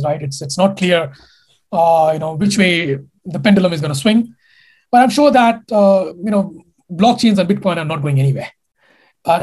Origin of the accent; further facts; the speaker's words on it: India; moved away as an adult; I come from India. I've been there for 20 years of my life